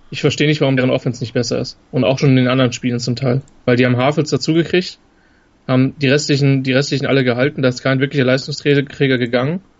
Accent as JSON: {"language": "German", "town": "Cologne", "region": "North Rhine-Westphalia", "country": "Germany", "said": "Das ist auch was, was mich als, als Kölner ärgern würde"}